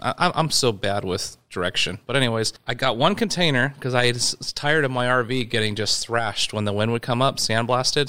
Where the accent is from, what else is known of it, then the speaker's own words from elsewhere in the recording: Yorba Linda, California, United States; also born or lived in Whittier, California / San Clemente, California; we actually lived inland in uh, Yorba Linda when I was uh, three years old until I was born in Whittier, California, and uh, lived in Yorba Linda from three to 15